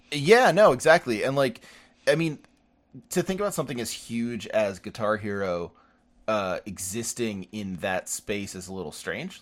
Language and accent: English; United States; I'm an American.